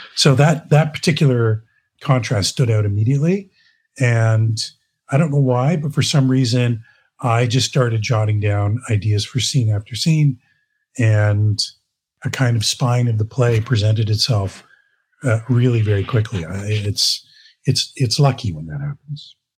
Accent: Brockville, Ontario, Canada; moved away as an adult; now in Toronto, Canada; I was born in Toronto, but I moved away. Uh, I grew up in Brockville, Ontario, came back here in the early 80s to go to theater school

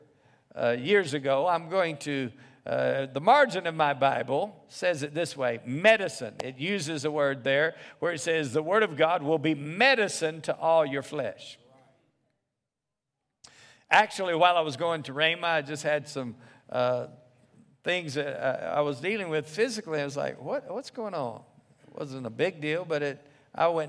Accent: the South, United States; I grew up in the South

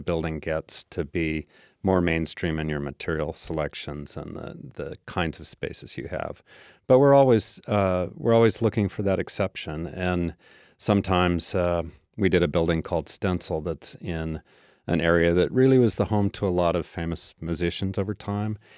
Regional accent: Tacoma, Washington, United States; I grew up mostly in Tacoma

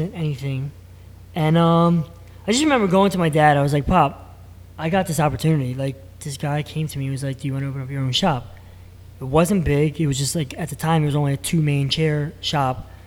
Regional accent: Bristol, Pennsylvania, United States; I grew up in Bristol Borough

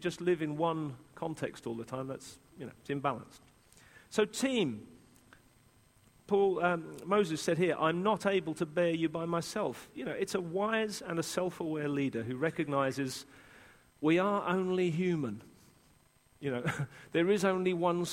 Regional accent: England, United Kingdom; as an Englishman

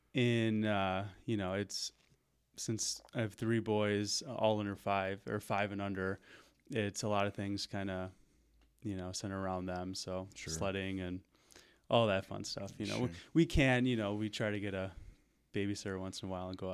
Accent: Park Ridge, Illinois, United States; also born or lived in Des Plaines, Illinois / Winnebago, Illinois; So I grew up in a suburb of Chicago called Park Ridge. Okay. It's pretty much right on the border of the city by O'Hare Airport.

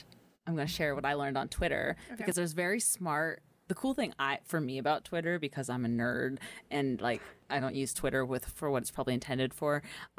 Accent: California, United States; now in Idaho, United States; growing up in California

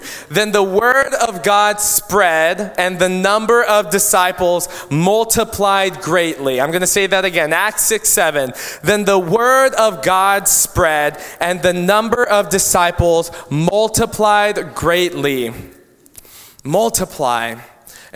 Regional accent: Philippines; I'm Filipino and I have a lot of my Filipino culture that I value.

